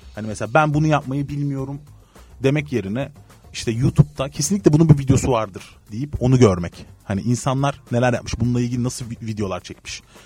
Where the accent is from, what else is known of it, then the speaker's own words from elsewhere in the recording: Antalya, Turkey; also born or lived in Izmir; Ben Antalya'da büyüdüm